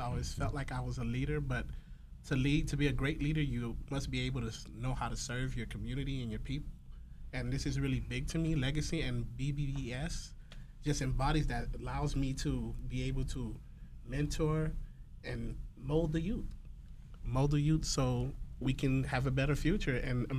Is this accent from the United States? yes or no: yes; Miami, Florida, United States; I am of Haitian descent. I'm from Miami, Little Haiti. I graduated from North Miami Senior High School, Miami-Dade College also. Now I'm attending FIU.